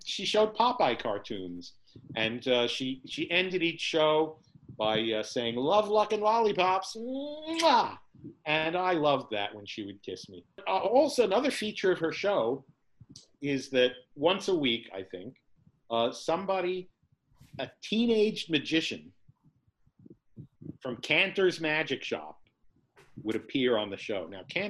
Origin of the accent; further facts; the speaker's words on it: New York, United States; born there; I was born in New York. We had a whole different world of the tasty cakes.